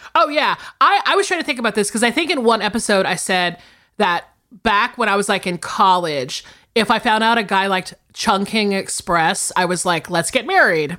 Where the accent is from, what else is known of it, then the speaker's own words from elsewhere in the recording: the South, United States; I'm from the South